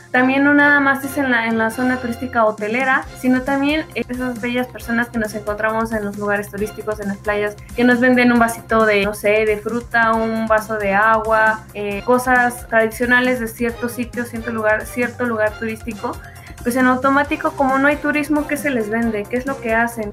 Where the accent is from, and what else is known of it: Mexico